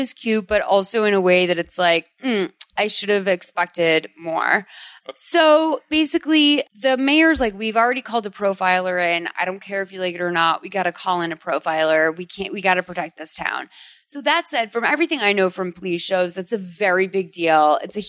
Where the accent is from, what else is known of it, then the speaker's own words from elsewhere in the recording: Boston, Massachusetts, United States; because I'm from Boston.